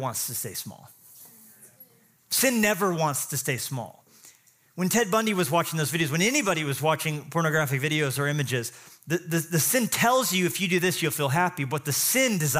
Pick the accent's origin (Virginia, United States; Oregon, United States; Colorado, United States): Colorado, United States; I grew up in Colorado too